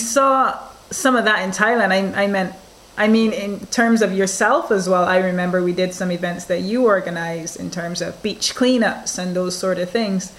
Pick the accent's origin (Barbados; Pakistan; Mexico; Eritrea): Barbados; Barbados, my home country